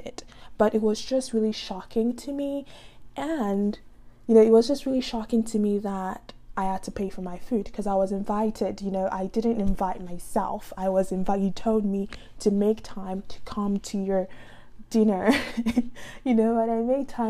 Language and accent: English; Nigeria; now in United States; I'm just Nigerian